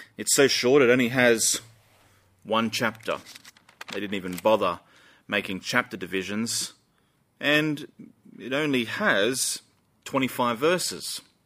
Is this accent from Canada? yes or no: no; Australia; Us Aussies are pretty proud people